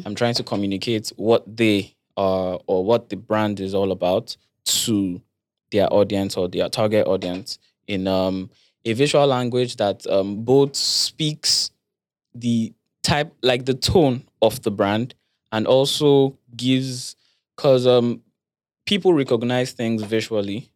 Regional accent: Lagos, Nigeria; I grew up in Lagos

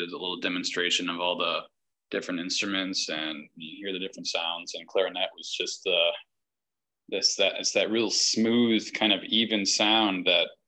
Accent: Winona, Minnesota, United States; moved away as an adult; now in Milwaukee, United States; I would come back and play in the Winona, my hometown's municipal band

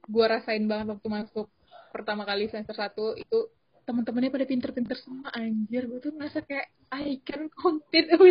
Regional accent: Sumatra, Indonesia; kayak gue juga dari Sumatera gitu kan dan merantau di uh, kampus luar pulau

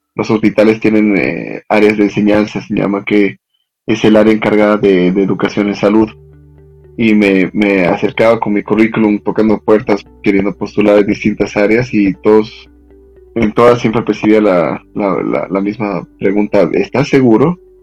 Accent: Cochabamba, Bolivia; moved away as an adult; now in Mexico City, Mexico; yo soy originario de Cochabamba, Bolivia

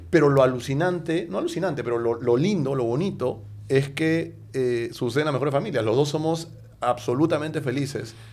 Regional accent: Peru; moved away as an adult; also born or lived in Mexico; regresé a Perú después de ocho años de vivir en México.

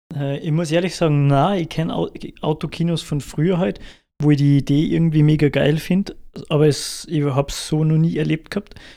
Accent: Salzburg, Austria; bei uns in Salzburg

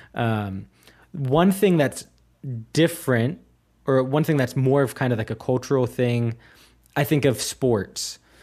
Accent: United States; now in Munich, Germany; I'm American, but I have, like, German and Irish

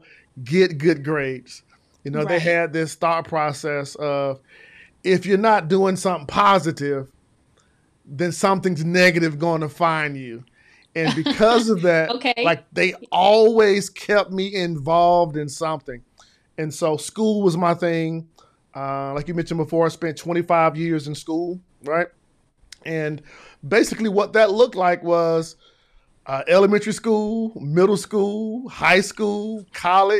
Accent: Decatur, Georgia, United States; I grew up here in the Atlanta area with the school at Southwest DeKalb in Decatur, Georgia.

